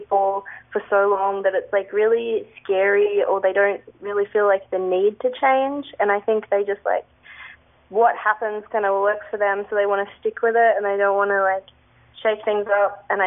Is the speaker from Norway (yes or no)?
no; Sydney, New South Wales, Australia; now in Melbourne, Australia; I'm not originally from Melbourne, I'm from Sydney